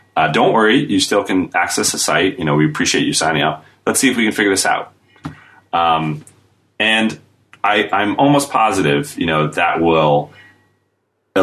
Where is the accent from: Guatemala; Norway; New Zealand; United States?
United States; now in United Kingdom; I'm American, but I live in the UK